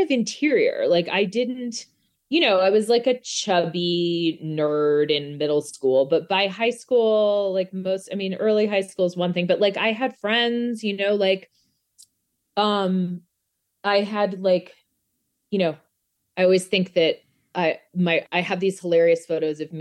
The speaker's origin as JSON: {"language": "English", "town": "Albuquerque", "region": "New Mexico", "country": "United States", "tie": "born or raised there", "moved": "yes", "said": "I'm from New Mexico."}